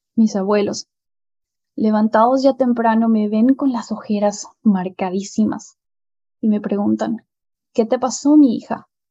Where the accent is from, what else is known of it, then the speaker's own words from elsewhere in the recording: Paraguay; En mi país